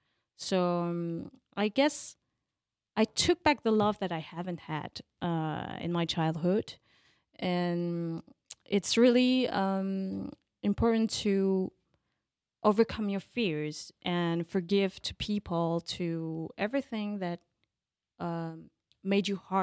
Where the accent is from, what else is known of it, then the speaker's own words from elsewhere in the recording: Paris, Île-de-France, France; I'm a real Parisian. Born in Paris